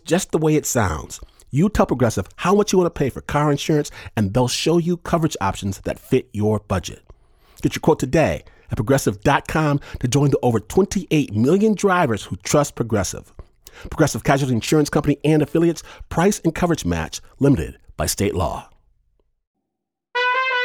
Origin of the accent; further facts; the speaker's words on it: Michigan, United States; I'm from Michigan